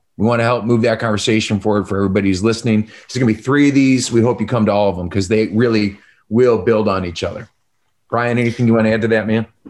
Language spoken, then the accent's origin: English; Chicago, Illinois, United States; I'm from Chicago.